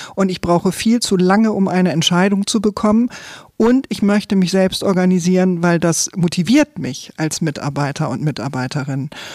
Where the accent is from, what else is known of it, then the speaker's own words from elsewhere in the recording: Eckernförde, Schleswig-Holstein, Germany; Ich komme aus Eckernförde